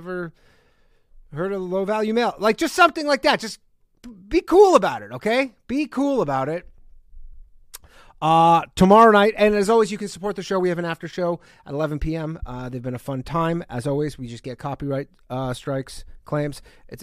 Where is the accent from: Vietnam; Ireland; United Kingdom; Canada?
Canada; moved away; I am Canadian, or was. I still am